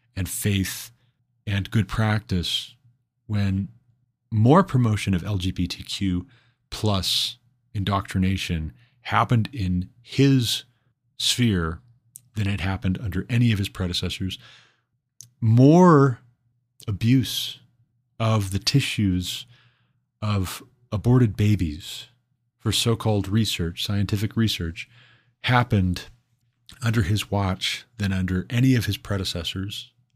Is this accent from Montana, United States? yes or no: yes; Montana, United States; moved away as an adult; also born or lived in Hillsboro, Ohio; before I moved back to my home state of Montana